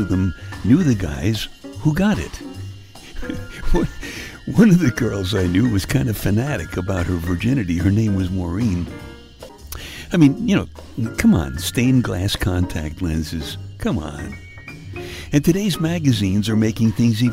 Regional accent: New York City, New York, United States; I was born and brought up in Brooklyn

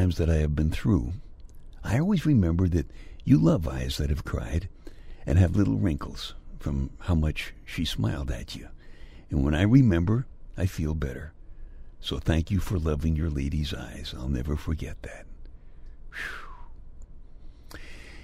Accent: Brooklyn, New York, United States; my hometown of Brooklyn

